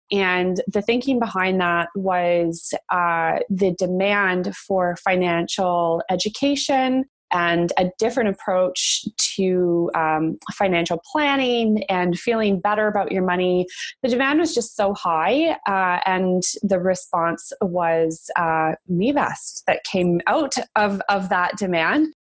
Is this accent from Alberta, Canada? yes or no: yes; Calgary, Alberta, Canada; moved away as an adult; now in Toronto, Canada; growing up in Calgary is, is definitely where I got my entrepreneurial spirit from, like many Albertans